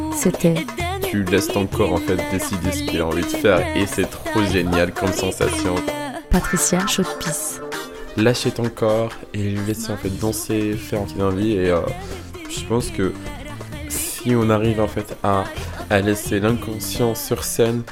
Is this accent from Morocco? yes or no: yes; Morocco; moved away as an adult; now in France; je viens du Maroc